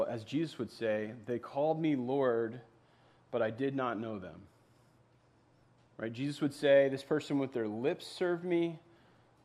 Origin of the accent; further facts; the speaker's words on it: East Coast, United States; now in Minnesota, United States; I grew up on the East Coast